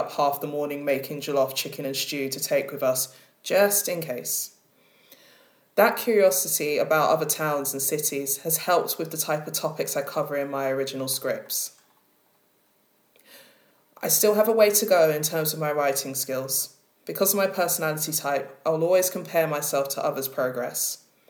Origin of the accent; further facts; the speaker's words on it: Edmonton, London, United Kingdom; Despite being born and raised in Edmonton, North London, and I will never give up that identity, I'm currently at war with my fading accent